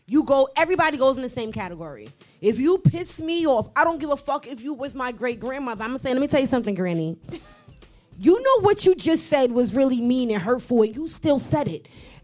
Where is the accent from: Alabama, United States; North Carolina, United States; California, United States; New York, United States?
New York, United States; I'm from New York.